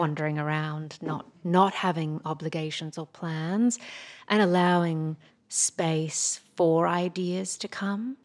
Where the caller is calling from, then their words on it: New York, United States; I'm calling you from New York